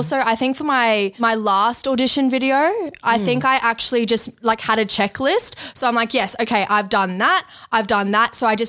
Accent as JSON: {"language": "English", "town": "Brisbane", "region": "Queensland", "country": "Australia", "said": "13 from Brisbane, Australia"}